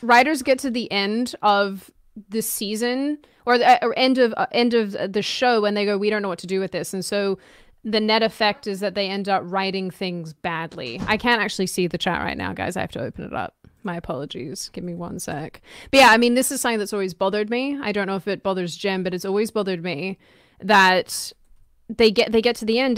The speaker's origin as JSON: {"language": "English", "country": "Australia", "tie": "born or raised there", "moved": "yes", "lives_now": "United States", "said": "I grew up in Australia"}